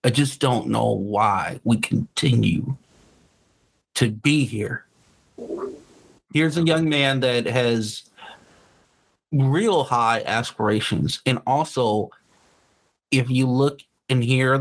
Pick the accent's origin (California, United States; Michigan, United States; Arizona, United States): California, United States; Los Angeles; I grew up in South Central.